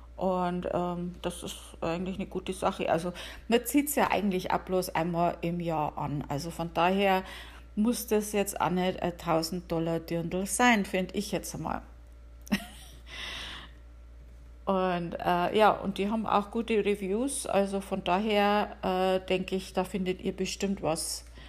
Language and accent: German; Bavaria, Germany; now in United States; ich komme aus Bayern